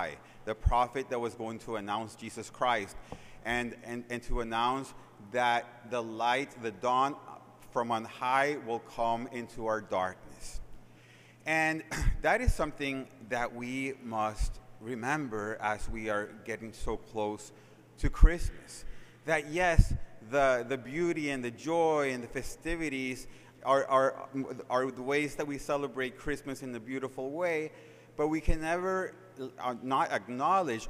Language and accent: English; Managua, Nicaragua; the city I was born in Managua, Nicaragua